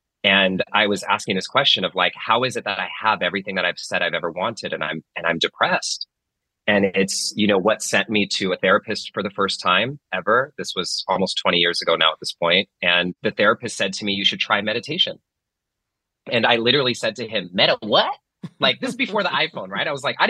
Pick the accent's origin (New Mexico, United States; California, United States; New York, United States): California, United States; Pittsburg; I grew up in Northern California, actually, in a town called Pittsburgh, California. A lot of people don't know there's a Pittsburgh in California.